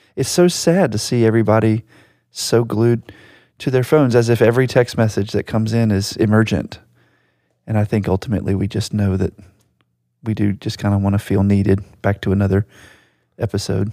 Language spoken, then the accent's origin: English; Virginia Beach, Virginia, United States; my hometown in Virginia Beach